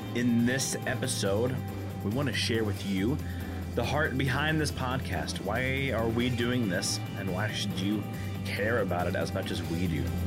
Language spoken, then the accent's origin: English; Arkansas, United States; also born or lived in Michigan / Indiana; now in Milwaukee, United States; I grew up in Arkansas, which has no professional sports teams of any kind